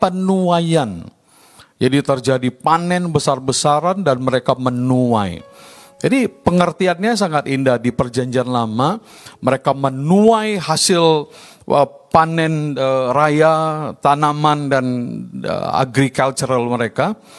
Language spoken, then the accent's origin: Indonesian; Medan, North Sumatra, Indonesia; also born or lived in Baguio, Philippines; Saya India, Indonesia, dibesarkan di lingkungan Chinese. Mulai dari saya kecil lahir di kampung Madras